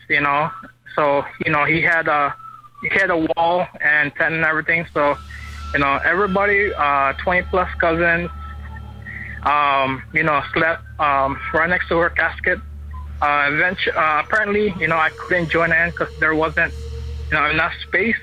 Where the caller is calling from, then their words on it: Honolulu, Hawaii, United States; I'm calling from Honolulu, Hawaii